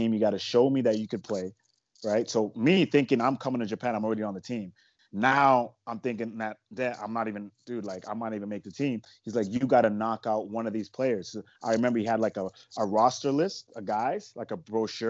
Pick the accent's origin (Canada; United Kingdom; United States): Canada; I'm from Canada